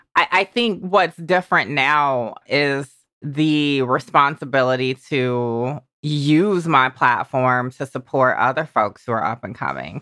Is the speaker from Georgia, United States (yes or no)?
yes; Georgia, United States; moved away; the little Georgia me